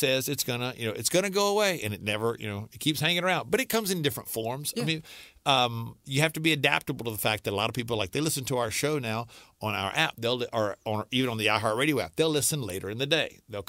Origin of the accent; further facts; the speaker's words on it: Alexandria, United States; I went back to the radio station in my hometown in Alexandria.